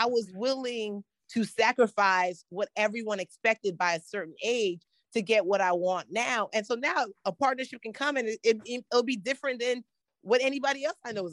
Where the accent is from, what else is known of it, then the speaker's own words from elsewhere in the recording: United States; also born or lived in Nigeria; I'm Nigerian American gal, parents have these very specific expectations